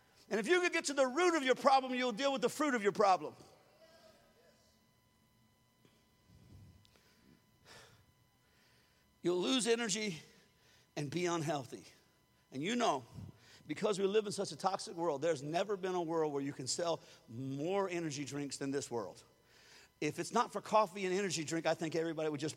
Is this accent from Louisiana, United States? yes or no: yes; Louisiana, United States; I was raised in Louisiana